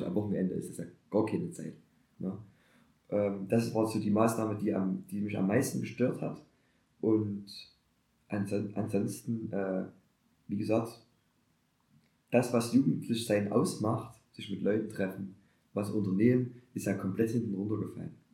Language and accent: German; Germany; als Deutscher